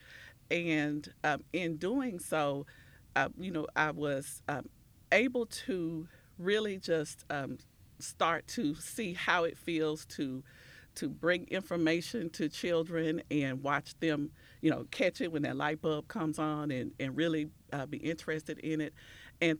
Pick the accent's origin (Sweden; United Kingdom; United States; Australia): United States; Natchez, Mississippi; moved away as an adult; now in Memphis, United States; I am originally from Natchez, Mississippi